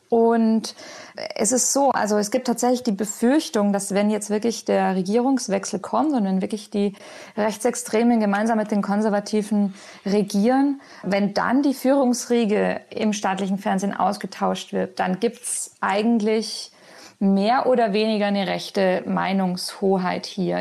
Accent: Germany; moved away as an adult; now in Madrid, Spain; für uns als Deutsche

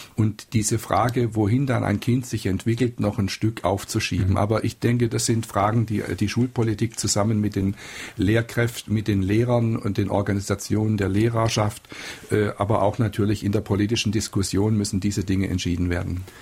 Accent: Freiburg im Breisgau, Baden-Württemberg, Germany; ich komme ja aus Freiburg im Breisgau

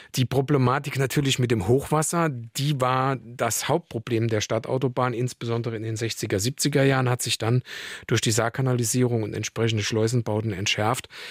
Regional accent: Saarland, Germany; hier bei uns im Saarland

